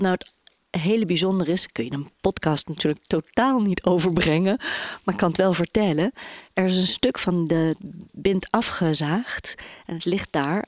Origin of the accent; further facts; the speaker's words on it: Bilthoven, Utrecht, Netherlands; moved away; also born or lived in Amsterdam; In een dorpje midden-Nederland, bij Utrecht. Ik ben geboren in Beeldhoven.